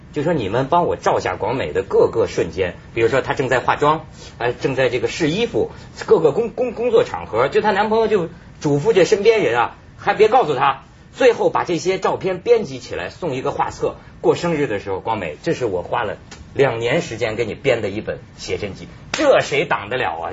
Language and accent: Chinese; northern China, China; 我是北方人，在这个内陆